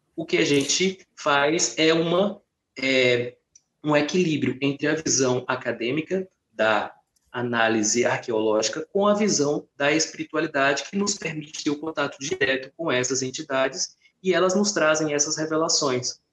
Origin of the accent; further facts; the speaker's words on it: Piauí, Brazil; eu senti falta de uma identidade, de algo que me conectasse com a minha terra. Eu fazia celebrações, né, que nosso de primavera, e aqui no Piauí